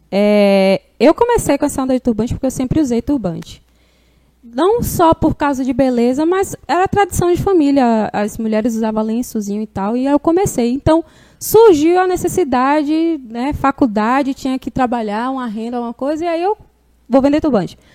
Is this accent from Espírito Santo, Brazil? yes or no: no; Barra do Pojuca, Bahia, Brazil; é. Não, sou de Barra